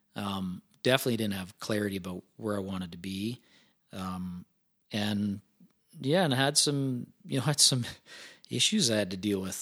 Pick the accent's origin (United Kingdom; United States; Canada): Canada; Ponoka, Alberta; I grew, grew up east of Pinoca, um, so Pinoca, Alberta, twenty miles east of Pinoca on a feedlot